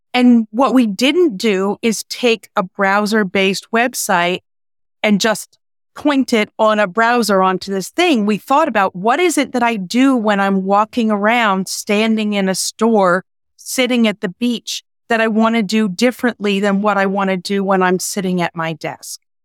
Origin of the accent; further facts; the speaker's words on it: New York, United States; I'm a New Yorker